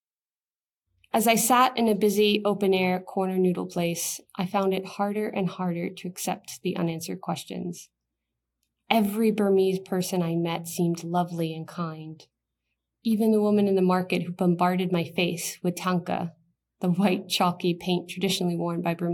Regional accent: United States; as an American

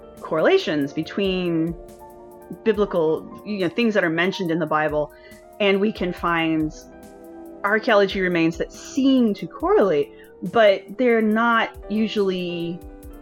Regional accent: United States; also born or lived in Philadelphia; as an American

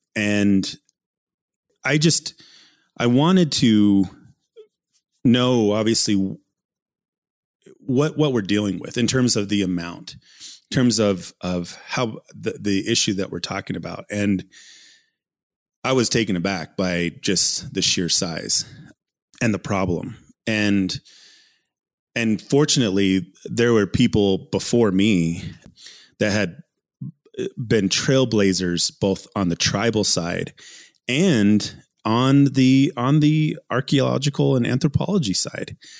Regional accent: Ute Mountain Ute Reservation, southwestern Colorado, United States; being born and raised in, in southwestern Colorado, McKelmel Canyon is where I grew up and on the Ute Mountain Ute Reservation.

